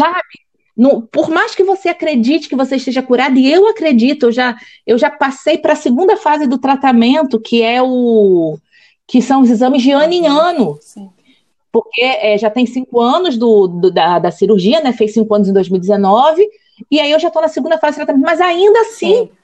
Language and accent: Portuguese; Rio de Janeiro, Brazil; now in Espírito Santo, Brazil; eu sou carioca de nascença, mas já é uma capixaba de coração. Eu moro, aqui, eu moro aqui desde 1996